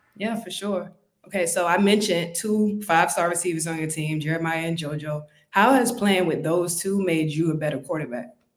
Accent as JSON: {"language": "English", "area": "Dade County", "region": "Florida", "country": "United States", "said": "I'm from Dade County"}